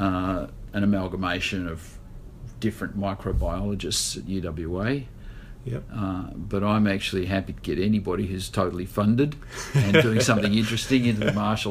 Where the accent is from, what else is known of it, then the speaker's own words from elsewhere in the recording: Kalgoorlie, Western Australia, Australia; I was born in Kalgoorlie